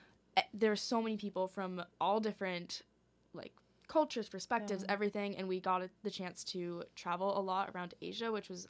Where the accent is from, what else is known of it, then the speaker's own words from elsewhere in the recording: New Hampshire, United States; also born or lived in Hong Kong; So we originally grew up around like New Hampshire, Boston, New England area.